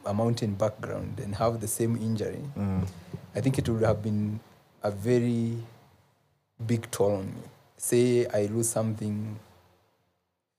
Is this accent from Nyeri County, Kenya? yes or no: yes; Nyeri side of the Aberdares, Nyeri County, Kenya; I grew up in the Ulaya side of the Abadeas, mm-hmm. the Nyeri side of the Abadeas